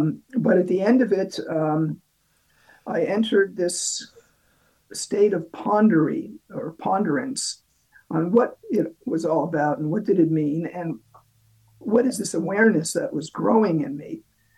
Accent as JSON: {"language": "English", "country": "Canada", "said": "But they advised me to go to the British consulate because, as a Canadian, I'm a subject of the British Empire."}